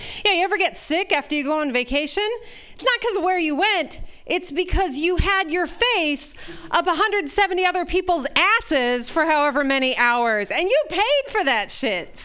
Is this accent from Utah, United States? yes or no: yes; Utah, United States; moved away; I'm originally from Utah